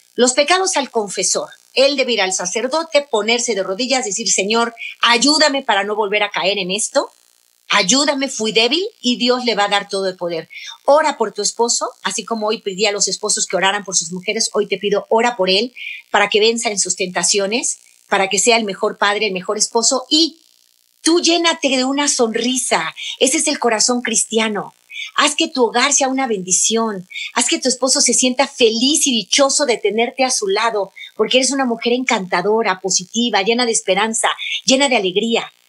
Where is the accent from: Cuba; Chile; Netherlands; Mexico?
Mexico; mi país, México